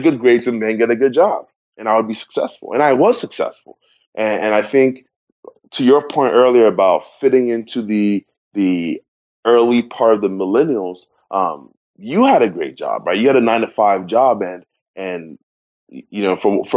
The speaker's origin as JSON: {"language": "English", "country": "Ghana", "tie": "born or raised there", "moved": "as an adult", "lives_now": "United States", "said": "I'm originally from Ghana, West Africa"}